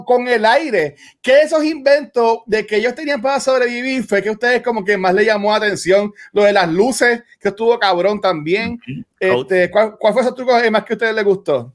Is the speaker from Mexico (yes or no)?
no; Canóvanas, Puerto Rico; soy de Canóvana